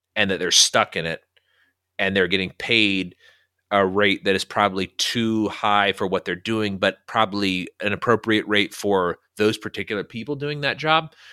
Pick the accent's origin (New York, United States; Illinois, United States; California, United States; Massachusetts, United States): California, United States; El Dorado Hills; moved away; in my hometown, El Dorado Hills